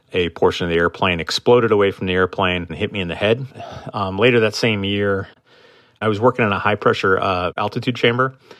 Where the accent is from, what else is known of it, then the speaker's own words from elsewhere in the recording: Marquette, Michigan, United States; moved away as an adult; I am from Marquette, Michigan, originally in the Upper Peninsula of Michigan. Absolutely gorgeous place to grow up.